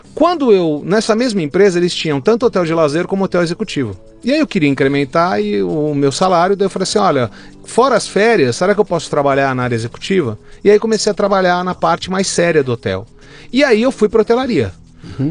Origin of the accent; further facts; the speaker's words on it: São Paulo, Brazil; moved away as an adult; Nasci em São Paulo, meus pais são italianos, genuínos né, italianos, mas que se casaram aqui no Brasil. Sim. Eu sempre morei em São Paulo